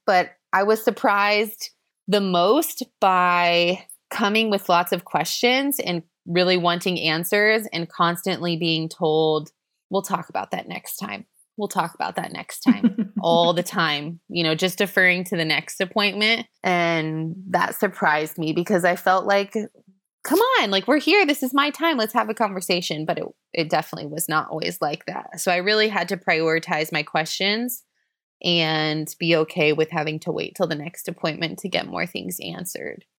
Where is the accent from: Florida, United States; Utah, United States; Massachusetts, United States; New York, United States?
Florida, United States; moved away as an adult; now in Chengdu, China; we're from the U S, we're from Florida, the Sunshine